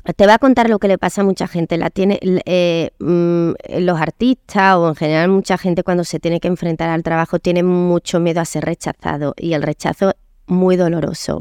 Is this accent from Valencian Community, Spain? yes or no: no; Córdoba, Andalusia, Spain; moved away; also born or lived in London / Madrid; yo nací en Córdoba, una niña muy feliz